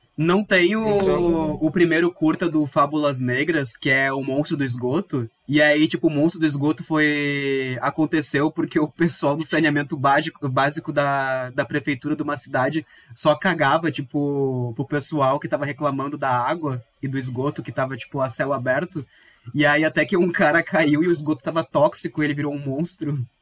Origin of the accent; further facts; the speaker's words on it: Viamão, Rio Grande do Sul, Brazil; eu sou de Viamão também.